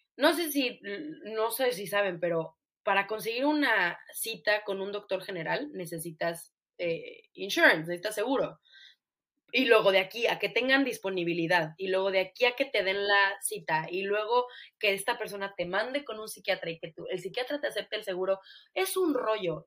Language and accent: Spanish; Mexico; now in United States; vemos ese apoyo en Estados Unidos como mexicana